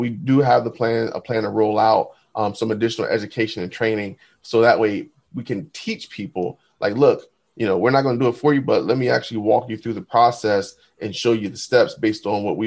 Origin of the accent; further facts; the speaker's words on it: New Jersey, United States; moved away; I'm from New Jersey originally